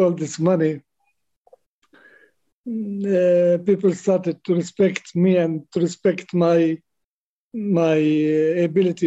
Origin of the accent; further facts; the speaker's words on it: Birzeit, West Bank, Palestine; I spent my childhood around Bir Zeit. Bir Zeit was a small town, Christian and Muslim town